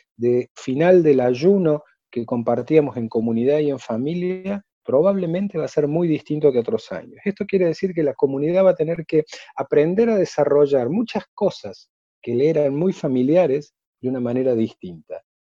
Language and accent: Spanish; Córdoba, Argentina; nací en Córdoba, estudié en Córdoba, me formé en la comunidad judía de Córdoba